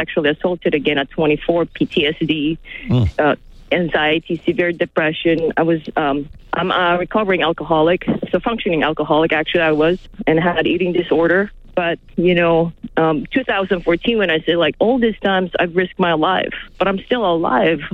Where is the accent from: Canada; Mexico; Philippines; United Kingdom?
Philippines; now in Los Angeles, United States; I grew up in the Philippines